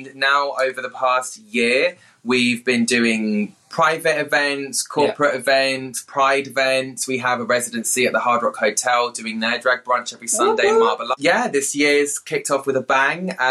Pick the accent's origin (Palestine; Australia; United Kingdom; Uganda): United Kingdom; London; I have lived in London my whole life. I grew up in North London and now I am in West London